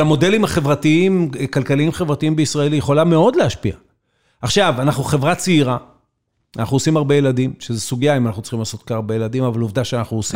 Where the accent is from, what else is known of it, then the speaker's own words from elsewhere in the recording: Israel; המקום הזה, שנולדתי בו, גדלתי בו, לחמתי עבורו